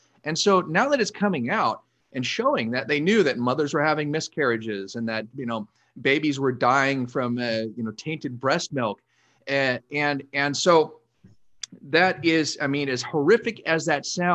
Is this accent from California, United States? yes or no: yes; Los Angeles, California, United States; I was born and raised here in Southern California